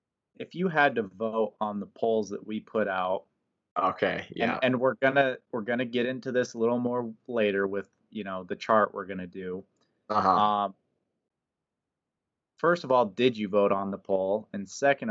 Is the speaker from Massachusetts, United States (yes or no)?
no; Pocatello, Idaho, United States; my hometown where I grew up, Pocatello, Idaho